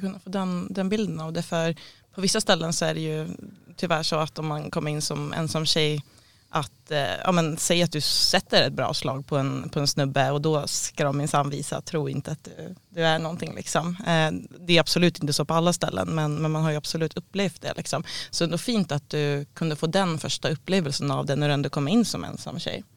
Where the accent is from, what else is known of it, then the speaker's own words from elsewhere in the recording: Sweden; jag var svensk